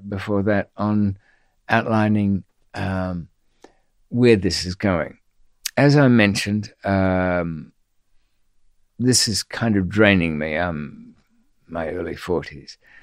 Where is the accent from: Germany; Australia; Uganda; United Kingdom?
Australia; being Australian